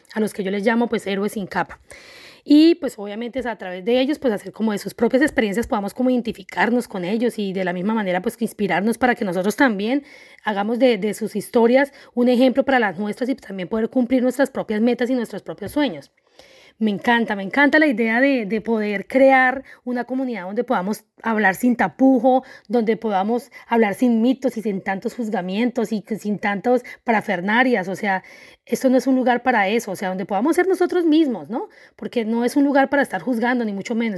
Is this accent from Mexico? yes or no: no; Colombia; soy una mujer colombiana